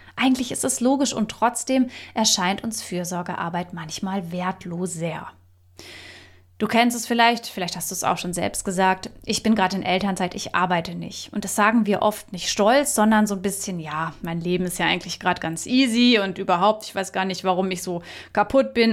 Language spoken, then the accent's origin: German; Germany; bei uns in Deutschland